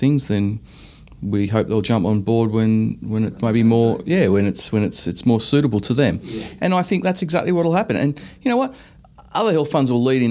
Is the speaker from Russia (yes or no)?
no; Australia